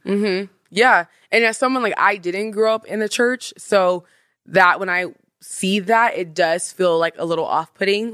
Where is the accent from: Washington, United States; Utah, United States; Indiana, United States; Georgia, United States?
Washington, United States; I'm from Washington